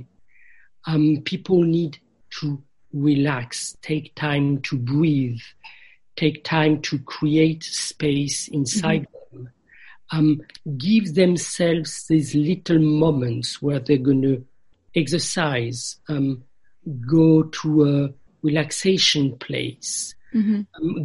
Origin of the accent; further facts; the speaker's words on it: France; moved away; I grew up in France in a Christian environment